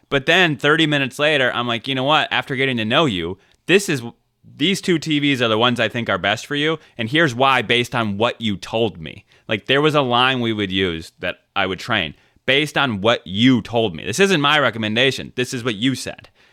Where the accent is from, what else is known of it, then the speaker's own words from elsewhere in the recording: South Carolina, United States; I'm from South Carolina